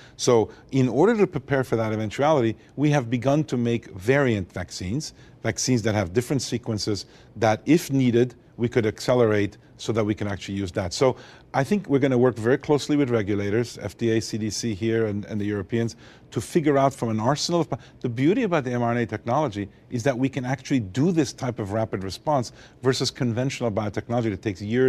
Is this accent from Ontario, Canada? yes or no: no; Montreal, Quebec, Canada; also born or lived in Beirut, Lebanon; So I was born in Lebanon, Beirut, Lebanon, of Armenian parents. Lived there till the Civil War in 1975, and ended up escaping the Civil War and growing up in Montreal, Canada.